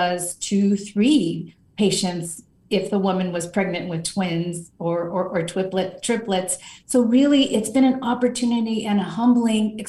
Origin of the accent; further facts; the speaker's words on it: Los Angeles, California, United States; I grew up in what some consider South Central